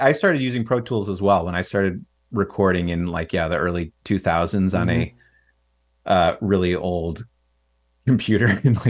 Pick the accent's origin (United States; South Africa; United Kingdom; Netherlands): United States; Chicago, Illinois; I grew up in the Chicagoland area, but my mom's parents lived in Arizona.